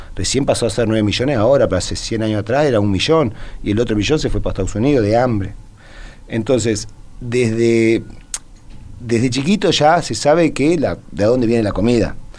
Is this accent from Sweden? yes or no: yes; Sweden; now in Uruguay; yo me crié en Suecia de chiquito.